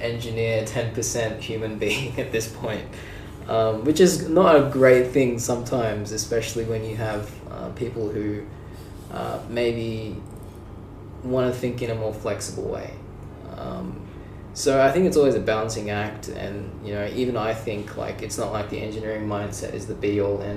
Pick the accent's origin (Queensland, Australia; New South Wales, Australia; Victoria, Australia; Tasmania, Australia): New South Wales, Australia; Sydney; I'm from Sydney, Australia.